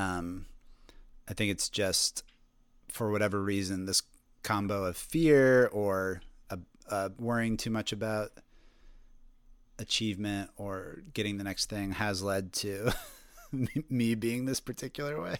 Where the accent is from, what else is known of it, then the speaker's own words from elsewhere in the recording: Colorado, United States; moved away as an adult; now in Brooklyn, United States; I grew up in Colorado